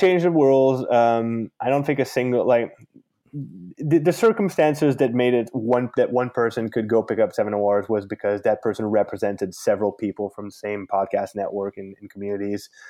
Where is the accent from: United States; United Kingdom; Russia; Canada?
Canada; I'm from Canada.